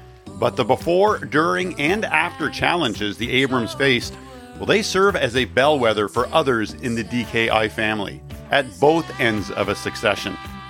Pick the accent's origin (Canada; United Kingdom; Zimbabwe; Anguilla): Canada; Cornwall, Ontario; I grew up in Cornwall, Ontario